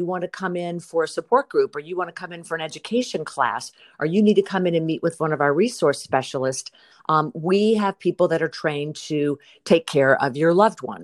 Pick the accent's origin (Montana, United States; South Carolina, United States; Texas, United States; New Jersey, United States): South Carolina, United States; now in Burbank, United States; my hometown where my family comes from and where my mother lived and loved and died, in South Carolina